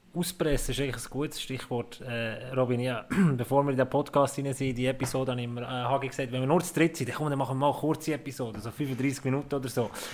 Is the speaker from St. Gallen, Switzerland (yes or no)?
no; Bern, Switzerland; ich als Berner